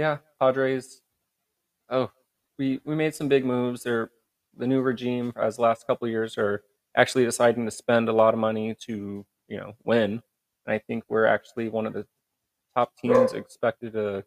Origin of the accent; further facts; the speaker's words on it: Midwest, United States; now in San Diego, United States; I grew up in the Midwest, all about Louisville.